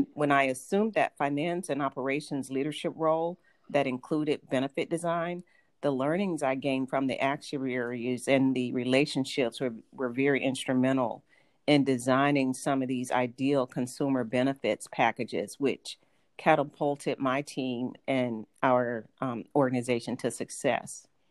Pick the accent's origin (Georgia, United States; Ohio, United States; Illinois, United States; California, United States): Georgia, United States; Atlanta; accent: Southern; moved away as an adult; also born or lived in Boston / Los Angeles; I grew up in Atlanta and moved to several major cities, including Boston and Los Angeles, and I mm-hmm. evaluated taking speech classes to eliminate my Southern accent